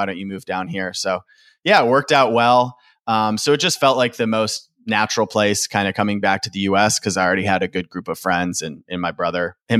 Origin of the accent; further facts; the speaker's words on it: Michigan, United States; also born or lived in Louisville, Kentucky / Austin, Texas; But originally, I usually just say I'm from Michigan. I lived there the longest. I finished high school and college there. So originally from Michigan, but I've lived in quite a few other states in the U.S.